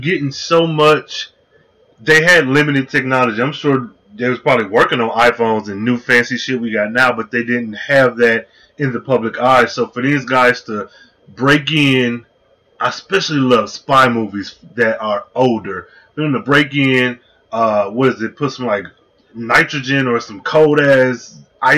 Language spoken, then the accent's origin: English; Michigan, United States; I grew up in Michigan